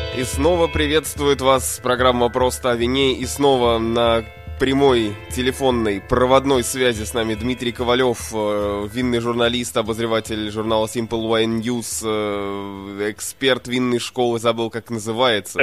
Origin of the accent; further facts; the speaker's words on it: Russia; я из России